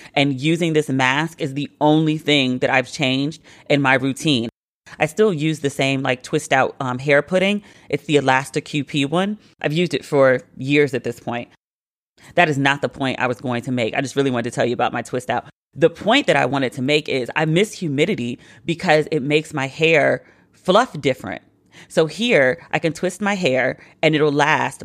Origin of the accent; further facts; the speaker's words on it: Maryland, United States; I was a kid growing up in Maryland